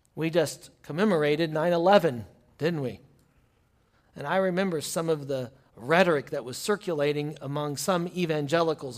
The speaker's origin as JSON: {"language": "English", "country": "United States", "said": "As American Christian"}